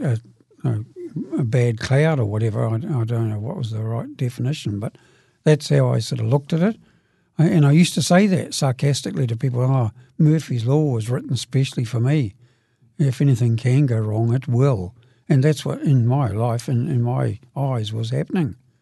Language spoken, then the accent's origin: English; Dunedin, Otago, New Zealand; now in Christchurch, New Zealand; I live in Christchurch, but I, I come originally from Brighton, Dunedin. And, oh, that's where I was meant to grow up. I got older down there